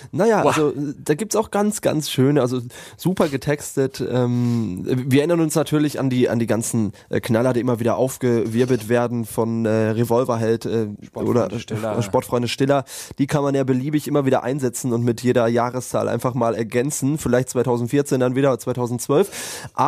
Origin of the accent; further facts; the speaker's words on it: England, United Kingdom; German is a second language; now in Germany; Ich, ich komme aus England doch. 1990, wir haben gegen Deutschland verloren.